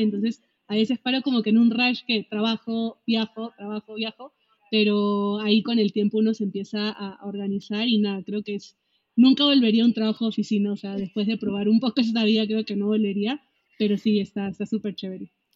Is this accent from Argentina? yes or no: no; Peru; moved away as an adult; also born or lived in Mexico; Yo soy peruana, primera vez que salí de mi país